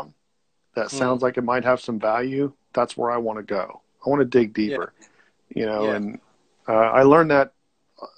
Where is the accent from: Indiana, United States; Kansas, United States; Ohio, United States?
Ohio, United States; I'm in Ohio. So I'm about 90 miles away from Cincinnati.